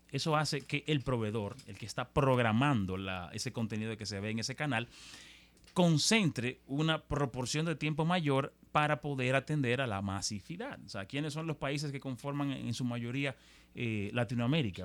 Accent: Dominican Republic; nosotros en República Dominicana no somos, somos un país de habla hispana

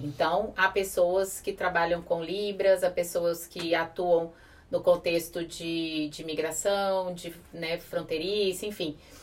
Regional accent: Brasília, Federal District, Brazil; nós somos de Brasília

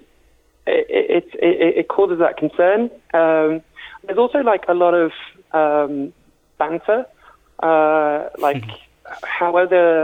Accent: Somerset, South West England, United Kingdom; now in London, United Kingdom; I'm from Somerset

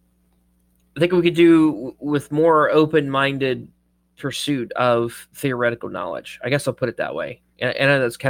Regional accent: Southern United States, United States; accent: Southern; we as Southerns

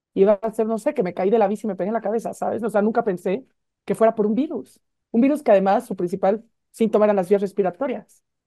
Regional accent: Mexico; estamos deprimidos los mexicanos

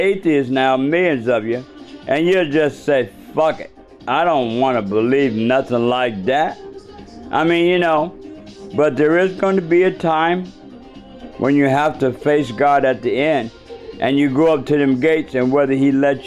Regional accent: Seattle, Washington, United States; University of Washington. That's my state. That's my hometown.

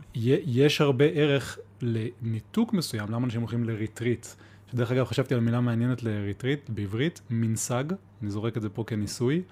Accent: Ramat HaSharon, Central District, Israel; moved away as an adult; also born or lived in Beersheba; now in Mitzpe Ramon, Israel; מרמת השרון, מהמרכז

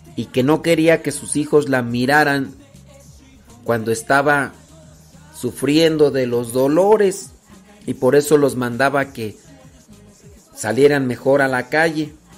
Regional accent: Guanajuato, Mexico; Yo soy de Guanajuato.

